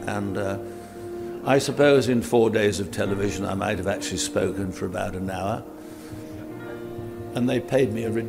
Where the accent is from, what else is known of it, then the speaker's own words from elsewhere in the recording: England, United Kingdom; I'm an Englishman, and of course one is always happiest at home.